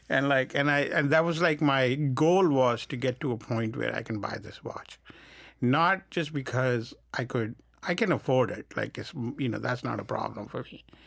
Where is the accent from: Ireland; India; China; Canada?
India; moved away; I grew up in India, which is so hot